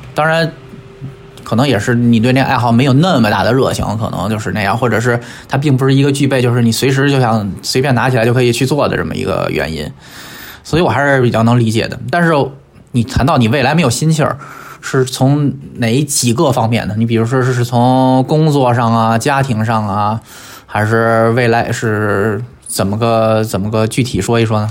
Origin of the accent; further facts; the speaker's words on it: Beijing, China; moved away as an adult; 我们那个北京市一个非常小的一个区，最小的区